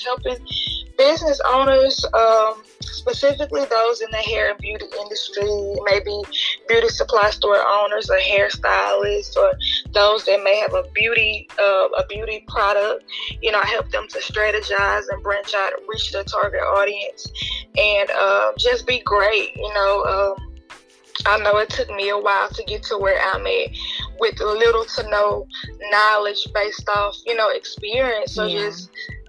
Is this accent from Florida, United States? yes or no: no; Shreveport, Louisiana, United States; now in Gibson, United States; I am from Shreveport, Louisiana. I currently live in Gibson, Louisiana